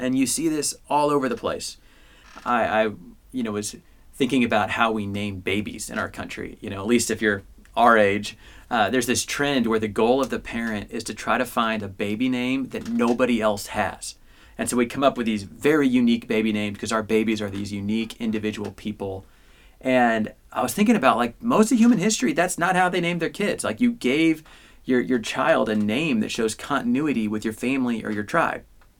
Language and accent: English; Midwest, United States; I grew up in the Midwest, so I'm stuck with that one.